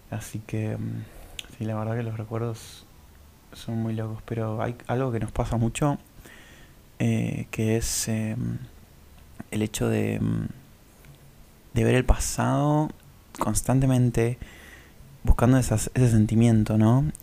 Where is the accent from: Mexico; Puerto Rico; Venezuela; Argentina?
Argentina; Córdoba; also born or lived in Buenos Aires / Tucumán; Yo em, nací en Buenos Aires, empecé al el jardín en Córdoba. Eh, en realidad en Tucumán creo que viví dos años de bebé